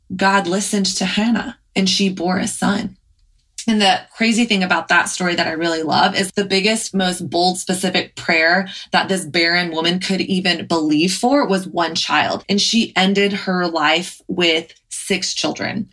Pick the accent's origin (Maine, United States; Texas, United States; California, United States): Texas, United States; moved away as an adult; now in New York, United States; I grew up in Texas